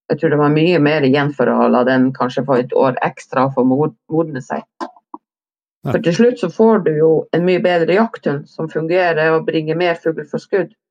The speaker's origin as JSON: {"language": "Norwegian", "region": "Vestland", "country": "Norway", "said": "jeg er jo ikke nordpå, jeg er jo sogning. Ekte"}